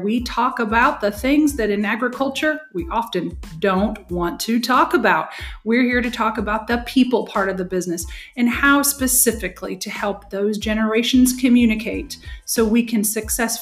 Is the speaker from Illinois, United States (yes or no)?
yes; Hoopeston, Illinois, United States; moved away as an adult; also born or lived in central Indiana; now in Indiana, United States; I grew up in central Illinois in a town called Hoopston. I live in central Indiana now, barely 2 hours away from where I grew up